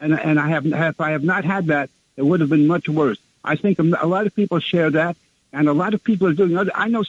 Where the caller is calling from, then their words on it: Brooklyn, New York, United States; … from Brooklyn.